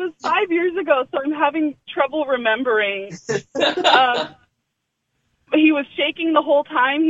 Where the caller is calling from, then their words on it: Santa Clarita, California, United States; I'm calling from the inside of my car in Santa Clarita.